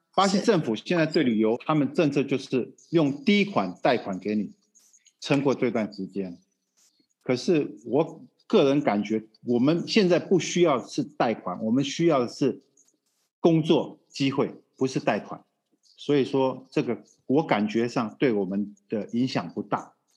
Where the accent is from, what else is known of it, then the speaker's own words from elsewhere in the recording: Taiwan; now in Brazil; 我们台湾话就有百，有拍，有保庇啦